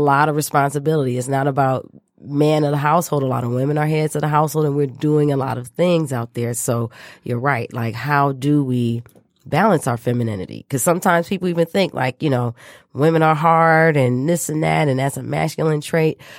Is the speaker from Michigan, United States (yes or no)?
yes; Michigan, United States; back to my home state of Michigan, where I was born and raised.